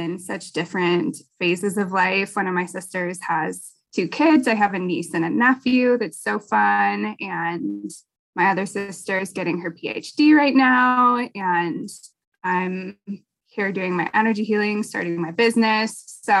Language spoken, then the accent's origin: English; Helena, Montana, United States; now in Bozeman, United States; I'm from Helena, Montana, and I live in Bozeman currently.